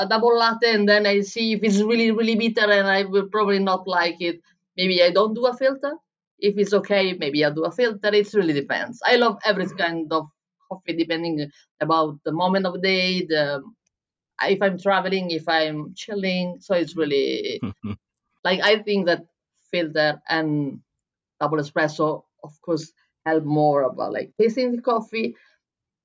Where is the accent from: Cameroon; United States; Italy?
Italy; Bologna, Emilia-Romagna; first language Italian; English is a second language; moved away as an adult; also born or lived in Berlin; in Italy, in Bologna, in my hometown